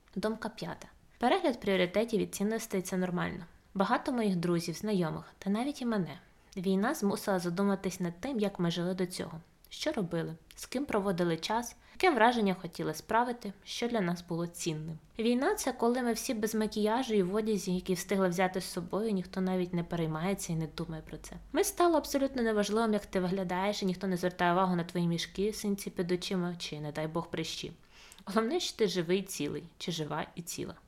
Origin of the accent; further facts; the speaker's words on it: Ukraine; Моє найбільше щастя народитися в Україні